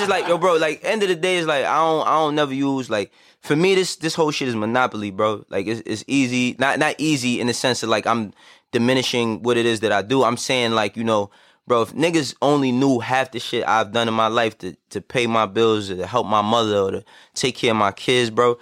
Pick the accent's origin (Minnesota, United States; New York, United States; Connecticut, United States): New York, United States; New York City; also born or lived in Harlem; I was born and raised in the Bronx